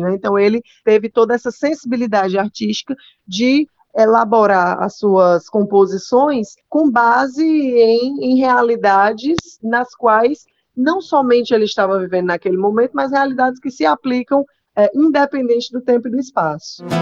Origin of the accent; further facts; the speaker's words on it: Fortaleza, Ceará, Brazil; Eu sou de Fortaleza, né? inclusive, sou a única filha nordestina.